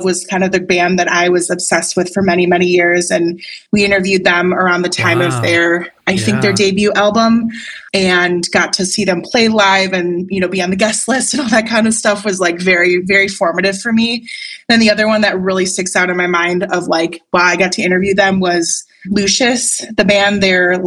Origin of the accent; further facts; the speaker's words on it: Wisconsin, United States; I grew up in Wisconsin.